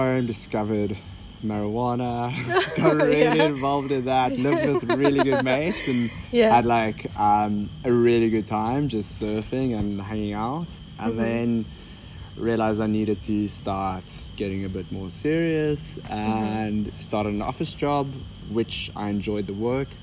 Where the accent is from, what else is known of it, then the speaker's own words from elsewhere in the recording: Cape Town, Western Cape, South Africa; moved away as an adult; also born or lived in Belgium; I grew up in Cape Town, South Africa